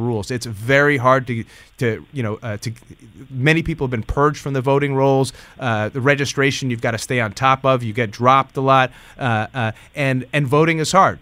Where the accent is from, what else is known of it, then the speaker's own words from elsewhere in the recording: Hudson Valley, New York, United States; I'm from the Hudson Valley